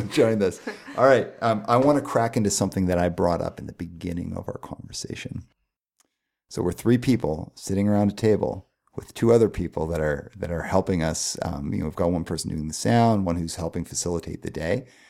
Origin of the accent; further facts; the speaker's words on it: Calgary, Alberta, Canada; first language English; I grew up in Calgary in a nice neighborhood